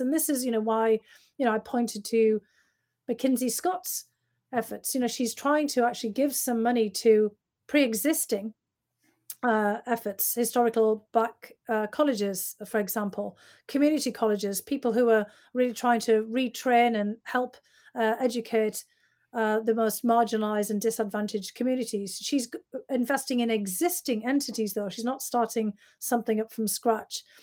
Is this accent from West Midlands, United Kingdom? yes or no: no; Bishop Auckland, North East England, United Kingdom; moved away; I was always going back to my hometown even after I'd left to go back and visit